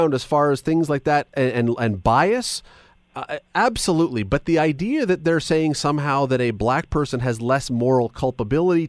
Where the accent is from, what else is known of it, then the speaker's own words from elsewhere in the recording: Toronto, Ontario, Canada; also born or lived in Hamilton; In Toronto, and then I moved to Hamilton when I was 19